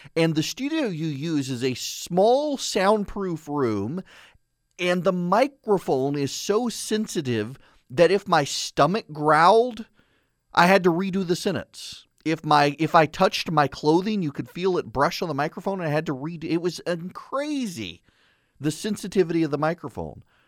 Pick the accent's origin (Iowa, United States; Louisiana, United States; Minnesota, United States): Louisiana, United States; I'm from Louisiana